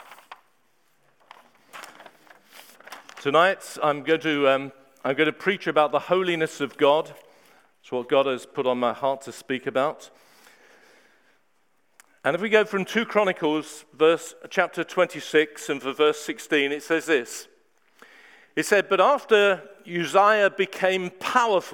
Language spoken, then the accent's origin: English; Horley, South East England, United Kingdom; moved away as an adult; also born or lived in Hastings / Bristol / Heathfield; I grew up in Hawley.